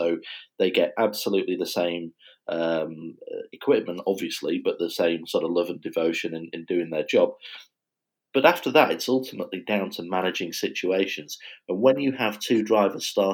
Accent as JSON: {"language": "English", "country": "United Kingdom", "said": "being British"}